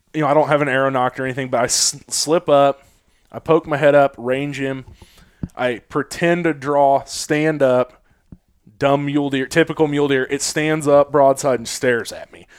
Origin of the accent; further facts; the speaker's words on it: Kansas City, Missouri, United States; Missouri, Kansas City area